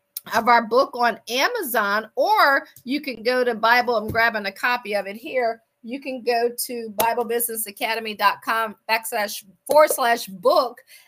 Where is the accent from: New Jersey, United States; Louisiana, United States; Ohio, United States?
Ohio, United States; Akron; moved away as an adult; also born or lived in Washington, D.C. / Baltimore / Boston / Pittsburgh; I am from Akron, Ohio.